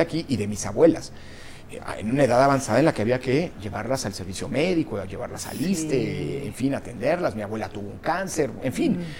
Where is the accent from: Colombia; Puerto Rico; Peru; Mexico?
Mexico; also born or lived in Italy; Mi madre era italiana, eh, eh, mi padre mexicano, yo nací en México